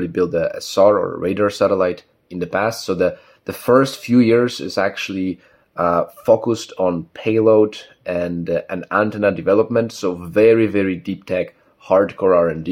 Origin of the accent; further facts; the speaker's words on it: Katowice, Silesian Voivodeship, Poland; also born or lived in Warsaw; I was born in Katowice originally.